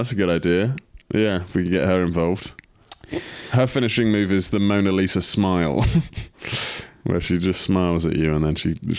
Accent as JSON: {"language": "English", "region": "South East England", "country": "United Kingdom", "said": "And I'm just self-trained. I'm from Kent."}